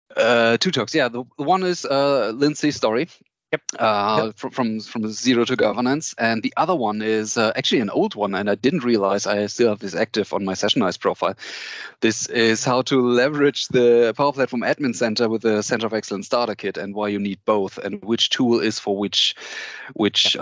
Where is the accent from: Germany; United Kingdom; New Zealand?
Germany; Cologne, North Rhine-Westphalia; I'm from from Germany, Cologne. I uh, live here